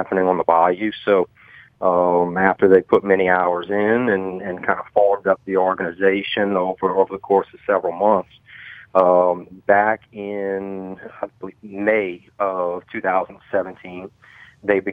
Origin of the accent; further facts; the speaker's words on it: Thibodaux, Louisiana, United States; born and raised in Thibodaux